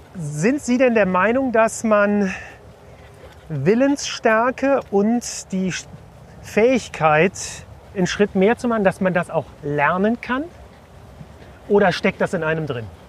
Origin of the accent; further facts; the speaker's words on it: Cologne, North Rhine-Westphalia, Germany; als Kölner